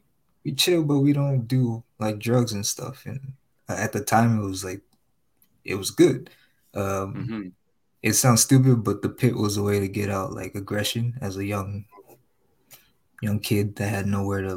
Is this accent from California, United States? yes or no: yes; Compton, California, United States; I'm from Compton, but like